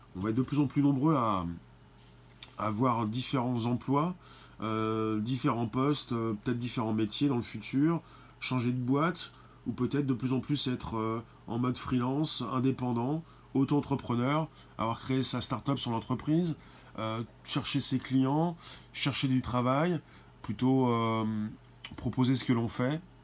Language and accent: French; France; en tant que Français principalement